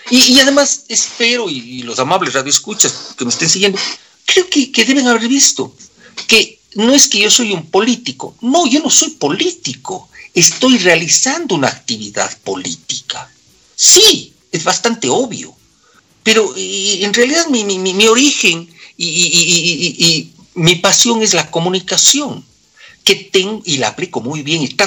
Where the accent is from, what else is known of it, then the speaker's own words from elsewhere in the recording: Quito, Pichincha, Ecuador; Porque yo soy quiteño, mi querido amigo. Yo soy quiteño. Yo defiendo a mi ciudad.